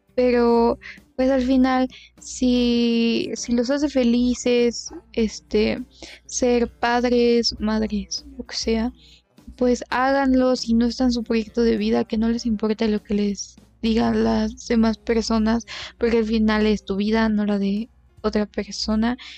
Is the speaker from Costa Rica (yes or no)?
no; Mexico; somos de México